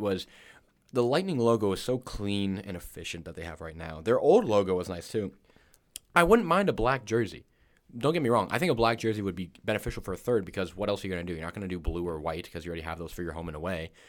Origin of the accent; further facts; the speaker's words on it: Florida, United States; now in Chicago, United States; I'm from Florida